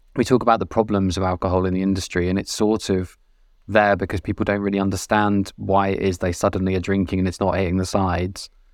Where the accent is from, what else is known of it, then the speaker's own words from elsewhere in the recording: Weymouth, South West England, United Kingdom; I worked in a venue growing up in Weymouth